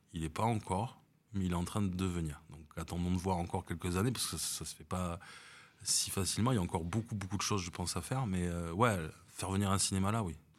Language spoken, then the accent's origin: French; Bordeaux, Nouvelle-Aquitaine, France; moved away as an adult; also born or lived in Paris; now in Nice, France; je suis né à Paris et euh, je suis effectivement, j'ai passé toute ma vie à, à Bordeaux